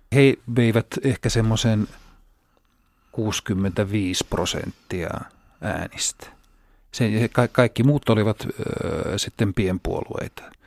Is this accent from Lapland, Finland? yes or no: yes; Rovaniemi, Lapland, Finland; born or raised there